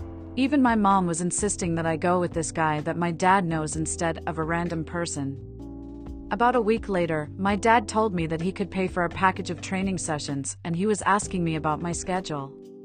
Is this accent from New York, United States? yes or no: yes; New York City, New York, United States; I am 26, and I am born and raised in New York City.